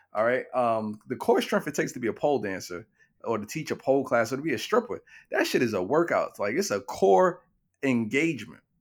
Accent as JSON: {"language": "English", "town": "New York City", "region": "New York", "country": "United States", "tie": "born or raised there", "said": "Growing up in Brownsville"}